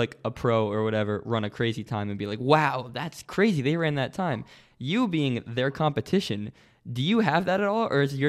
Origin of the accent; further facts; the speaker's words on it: United States; Because I grew up right around that area. I'm from the New York City area. I'm not from New York City.